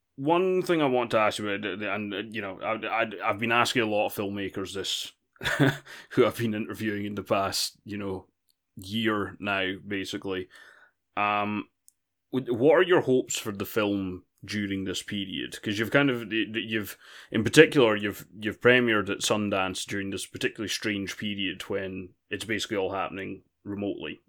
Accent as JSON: {"language": "English", "country": "United Kingdom", "said": "I'm British"}